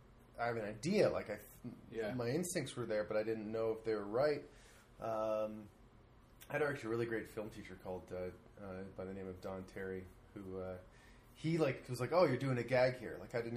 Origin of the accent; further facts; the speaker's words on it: Toronto, Ontario, Canada; moved away as an adult; also born or lived in Montreal; Originally from Toronto.